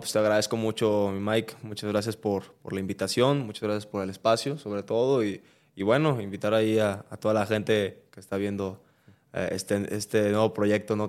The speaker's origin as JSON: {"language": "Spanish", "country": "Mexico", "said": "nosotros eh, como mexicanos"}